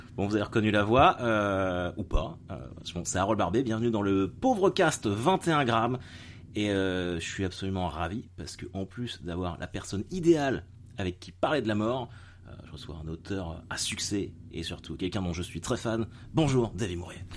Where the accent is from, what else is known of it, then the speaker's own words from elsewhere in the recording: Caen, Normandy, France; je suis de Normandie, je suis de Caen